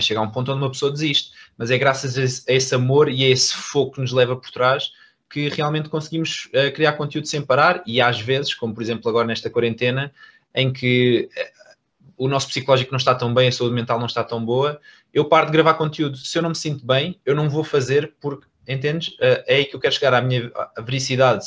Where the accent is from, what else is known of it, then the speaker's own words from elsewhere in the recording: Algarve, Portugal; moved away as an adult; now in Lisbon, Portugal; eu era do Algarve, ou, ou seja, eu ainda sou do Algarve